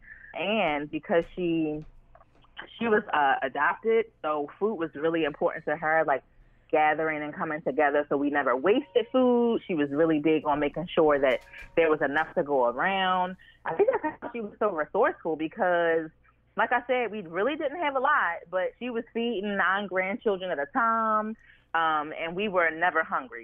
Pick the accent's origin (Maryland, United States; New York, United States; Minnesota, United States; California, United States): Maryland, United States; Baltimore; I am from Baltimore, born and raised